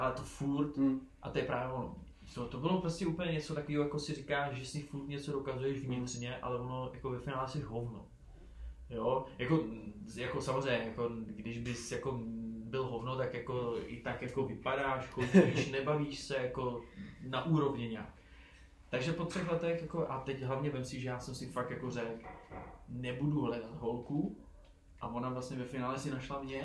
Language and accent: Czech; Prague, Czechia; pro nás, pro Pražáky